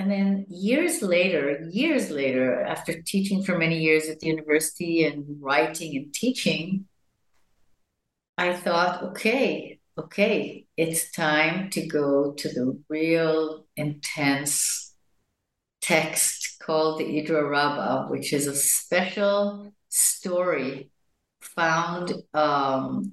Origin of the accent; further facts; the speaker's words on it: Jerusalem, Jerusalem District, Israel; I was born in Jerusalem to parents that came from the United States in the 40s, to Palestine, to then Palestine as Zionists. And I grew up in a very non-Orthodox